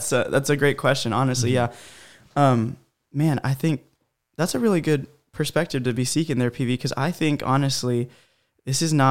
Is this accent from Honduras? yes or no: yes; Honduras; born there; I was born in Honduras you know Central America but you know my parents really lived there they grew up there